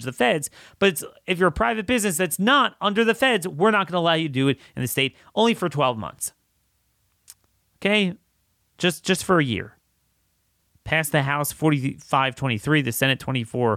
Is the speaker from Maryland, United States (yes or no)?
yes; Maryland, United States; my home state of Maryland